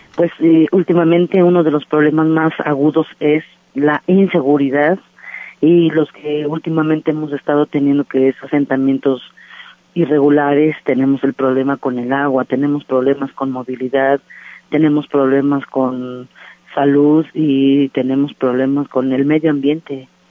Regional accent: Xochimilco, Mexico City, Mexico; Formamos parte de un pueblo originario que da fundamento a esto que hoy llaman Ciudad de México y como Xochimilcas creadores

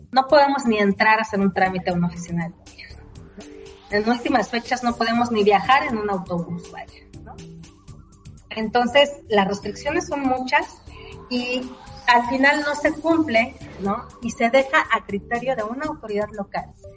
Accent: Mexico; quienes nacimos en México

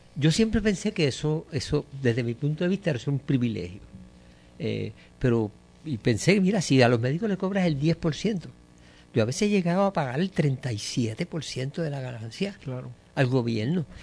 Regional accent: Puerto Rico

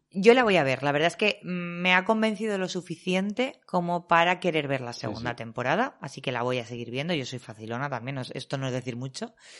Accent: Valencian Community, Spain; yo soy valenciana

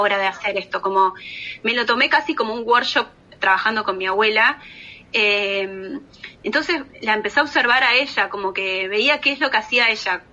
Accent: Argentina; moved away; a mí como argentina

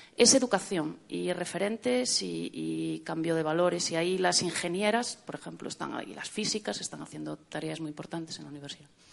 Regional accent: Galicia, Spain; accent: Galician; la gallega, como se puede eh, deducir de mi acento

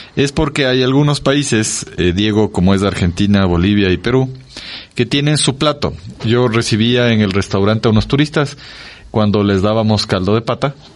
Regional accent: Ecuador; somos un país andino, en la sierra

